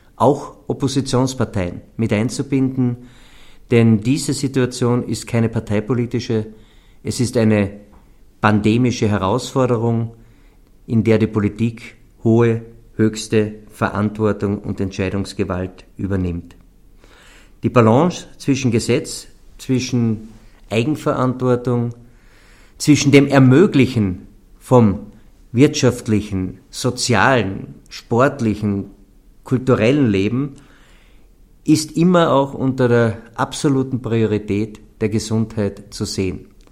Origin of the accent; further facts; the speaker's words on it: Carinthia, Austria; bei uns in Kärnten